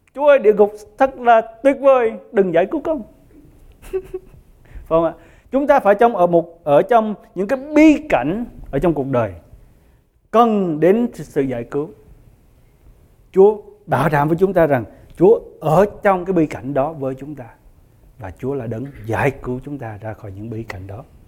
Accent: Vietnam; người Việt của chúng ta

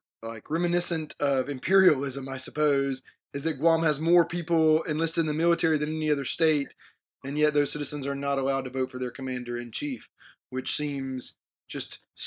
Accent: Georgia, United States; I grew up in Georgia

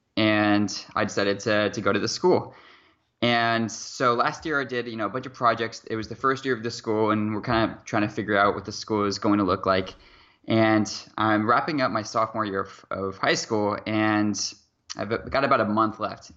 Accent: near Seattle, Washington, United States; I'm from Seattle, Washington, or at least a small town about twenty-five minutes away from Seattle, Washington.

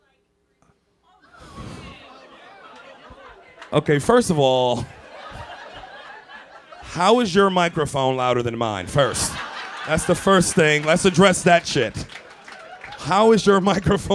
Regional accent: New York City, New York, United States; I'm from Brooklyn, too.

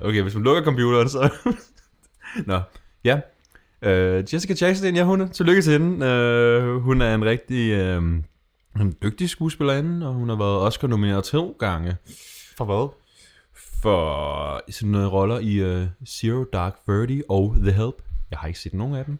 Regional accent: Denmark; noget, der som dansker, jeg stikker lidt ud

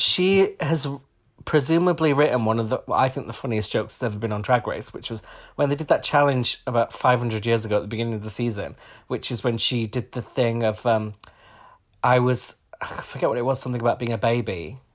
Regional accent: Huddersfield, Yorkshire and the Humber, United Kingdom; we're both from Huddersfield

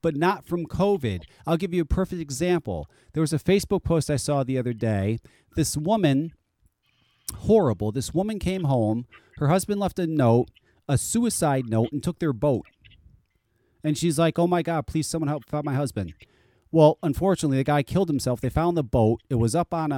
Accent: Connecticut, United States; I've lived in Connecticut all my life

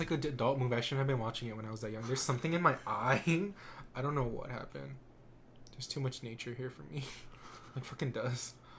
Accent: El Paso, Texas, United States; I'm from El Paso

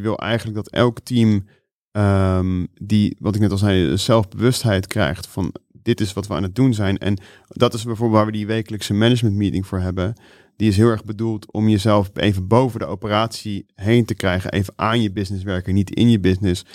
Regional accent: Netherlands; ik als Nederlander

